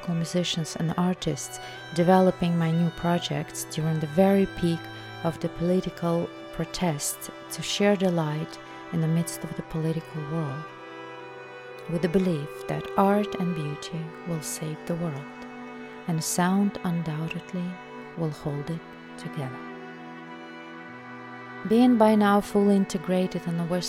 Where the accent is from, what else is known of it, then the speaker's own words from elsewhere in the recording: Belarus; moved away; my home country, Belarus.